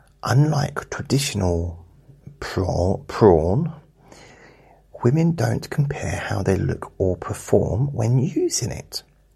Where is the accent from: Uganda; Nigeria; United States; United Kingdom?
United Kingdom; South West England; accent: Dorset; as a kid growing up in Dorset, I sounded like Wurzel Gummidge.